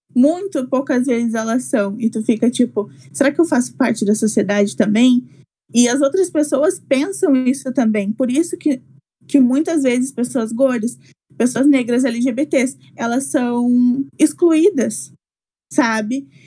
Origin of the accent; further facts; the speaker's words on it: Esteio, Rio Grande do Sul, Brazil; moved away as an adult; now in São Borja, Brazil; sou de Esteio, é uma cidade bem pequenininha que fica perto de Porto Alegre